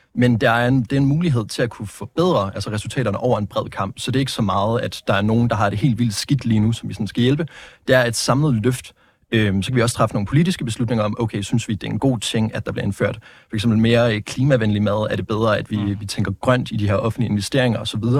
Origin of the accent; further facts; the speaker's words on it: Vejle, Southern Denmark, Denmark; moved away as an adult; now in Aarhus, Denmark; Jeg kommer fra, øh, fra Vejle. Øh, altså, jeg er, født i, jeg er født i Aarhus, Skyby, men siden jeg har været to år gammel, så har jeg så øh, været bosat i øh, Vejle, der er jeg gået i skole, der er jeg gået i gymnasiet